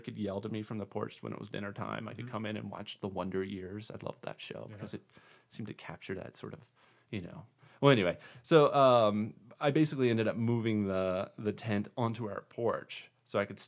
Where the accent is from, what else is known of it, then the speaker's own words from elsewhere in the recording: Eastern Shore of Maryland, United States; moved away as an adult; also born or lived in Switzerland; now in Central Oregon, United States; I grew up in Flatland, Maryland